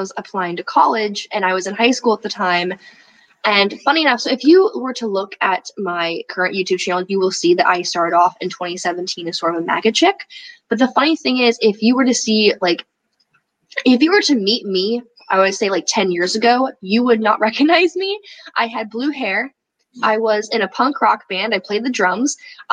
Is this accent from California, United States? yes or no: yes; Berkeley, California, United States; I grew up in Berkeley, California. I was raised by liberals